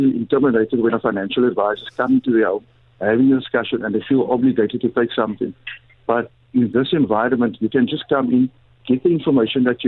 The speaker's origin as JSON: {"language": "English", "town": "Cape Town", "region": "Western Cape", "country": "South Africa", "tie": "born or raised there", "said": "I'm from the southern suburbs, born in Crawford. I attended Alexander Sinton High School, so I'm someone from the community"}